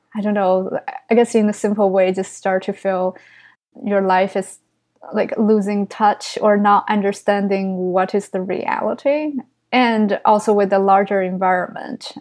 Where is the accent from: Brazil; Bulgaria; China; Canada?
China; English is a second language; now in New York City, United States; I grew up in China. And even though I tell everyone, oh, it's just very s, very small town, but it's like three million population.